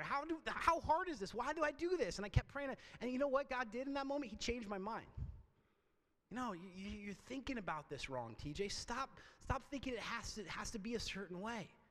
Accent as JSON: {"language": "English", "town": "Port Angeles", "region": "Washington", "country": "United States", "tie": "born or raised there", "also_born_or_lived": "Oregon", "said": "my hometown of Port Angeles on a lake that I knew really well called Lake Sutherland"}